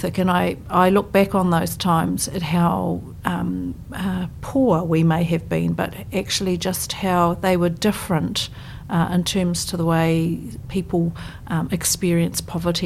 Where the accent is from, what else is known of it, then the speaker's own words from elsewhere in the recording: Auckland, New Zealand; moved away as an adult; now in Christchurch, New Zealand; I grew up in Ponsonby in Auckland